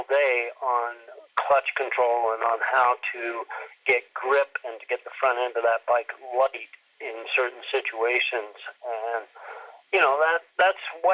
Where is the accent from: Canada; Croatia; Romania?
Canada; Moncton, New Brunswick; moved away as an adult; I was born and raised in Eastern Canada, a town called Moncton, New Brunswick